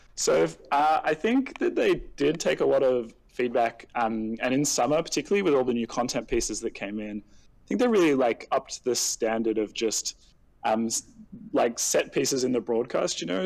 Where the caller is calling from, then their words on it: Sydney, New South Wales, Australia; I'm calling from Sydney, Australia.